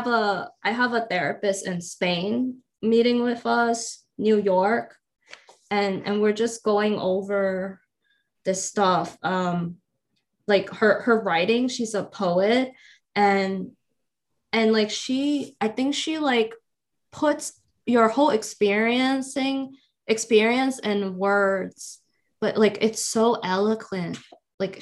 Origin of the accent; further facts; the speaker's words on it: Guangzhou, Guangdong, China; now in United States; I grew up in Guangzhou